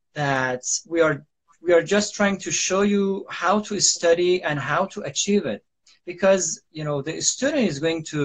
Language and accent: English; Iran; English is a second language; now in Istanbul, Turkey; I am from Iran too, but I reside in Istanbul, Turkey